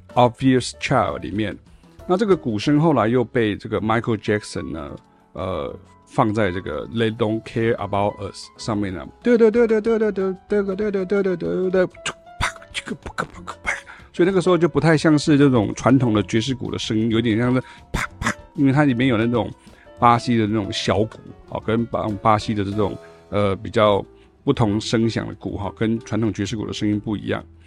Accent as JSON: {"language": "Chinese", "town": "Chiayi", "country": "Taiwan", "also_born_or_lived": "Taichung / Taipei", "moved": "yes", "said": "那个时候才真正上台北哈。我是嘉义人，然后后来我到台中哈，就是我家搬到台中。所以大学一九九一年才上台北"}